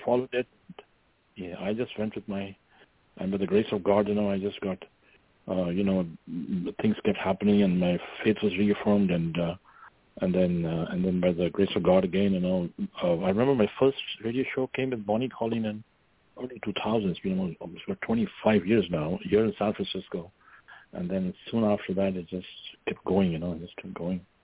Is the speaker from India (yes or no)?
yes; India; moved away as an adult; now in Northern California, United States; when I was growing up in India